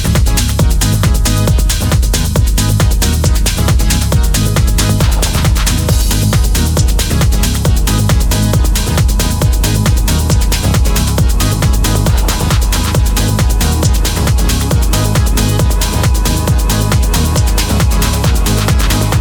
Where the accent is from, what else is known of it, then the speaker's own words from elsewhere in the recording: Southampton, South East England, United Kingdom; my hometown of Southampton, UK